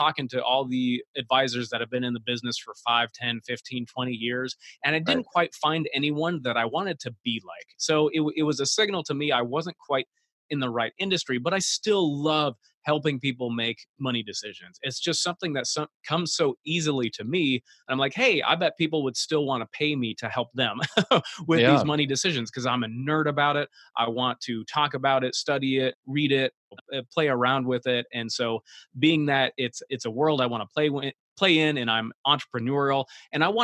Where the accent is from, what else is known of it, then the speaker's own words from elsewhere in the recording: Iowa, United States; moved away as an adult; now in Florida, United States; I come from the great state of Iowa, and I live in Florida now